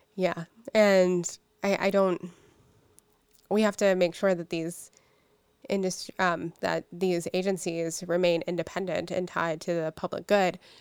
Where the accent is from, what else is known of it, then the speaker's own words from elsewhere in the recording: Pittsburgh, Pennsylvania, United States; I'm from Pittsburgh. I lived, you know, grew up 10 miles away from from where we're at right now. I'm a I'm a lifer